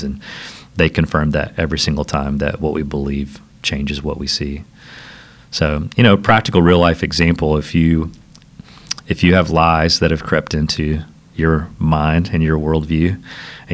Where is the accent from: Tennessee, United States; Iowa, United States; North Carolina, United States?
Tennessee, United States; Southeast; also born or lived in Nashville, Tennessee / Franklin, Tennessee; I had escaped my little small town that I grew up in Southeast Tennessee, moved to the big city of Nashville